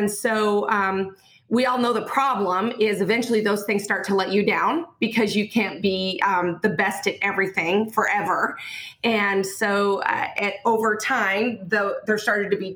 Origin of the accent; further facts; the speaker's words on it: Montana, United States; moved away as an adult; also born or lived in Oregon / Indiana; I'm from Montana, born and raised.